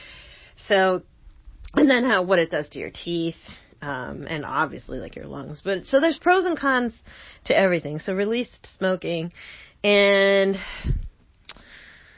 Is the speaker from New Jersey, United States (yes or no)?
yes; New Jersey, United States; I'm from Jersey